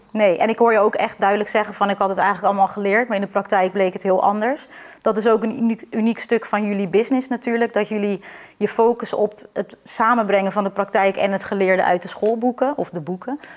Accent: Netherlands; wij als Nederlander

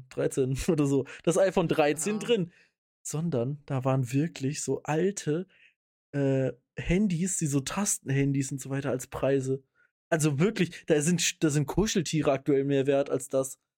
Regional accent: Rhineland, Germany; Da bin ich jetzt äh, auch typischer, wie man in, äh, wie man bei uns im Rheinland sagt, Heimscheißer.

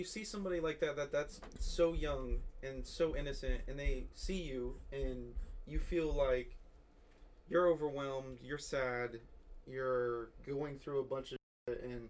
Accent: Florida, United States; I was from Florida, so probably yeah, hurricanes.

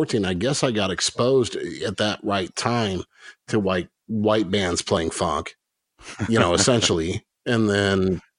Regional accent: Midwest, United States; being a Midwesterner

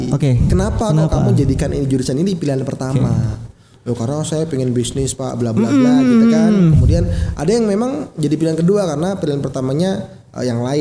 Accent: Kalimantan, Indonesia; gue ketika SMA, gue dari Kalimantan.

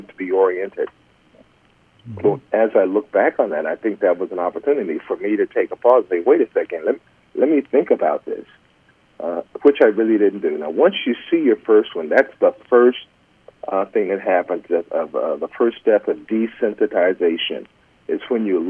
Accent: Los Angeles, California, United States; moved away; I grew up in South Central L.A.

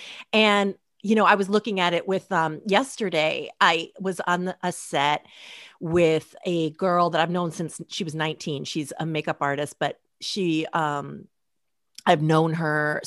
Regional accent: Portland, Oregon, United States; I grew up in Portland, Oregon

